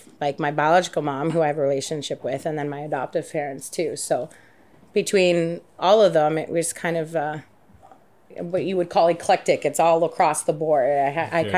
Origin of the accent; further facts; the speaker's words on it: Angus, Ontario, Canada; also born or lived in Barrie / Cambridge / Wasaga Beach; I was born in Barrie, but I grew up in a small town, Angus